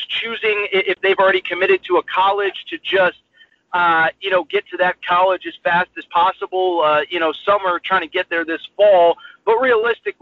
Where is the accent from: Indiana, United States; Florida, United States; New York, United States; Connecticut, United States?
Connecticut, United States; now in California, United States; I grew up, for people who don't know, in Connecticut